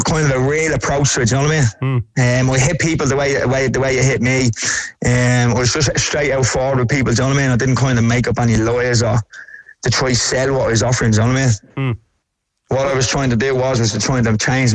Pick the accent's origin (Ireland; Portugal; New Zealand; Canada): Ireland; Dublin, Leinster; also born or lived in Tallaght, Dublin; I'm from Drimnagh. And we used to live up in Talla.